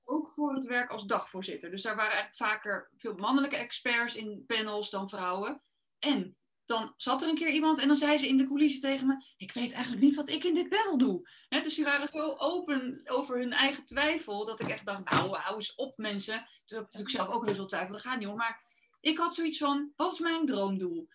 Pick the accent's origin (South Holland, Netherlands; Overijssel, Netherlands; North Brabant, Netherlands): South Holland, Netherlands; Rotterdam; ik kom uit Rotterdam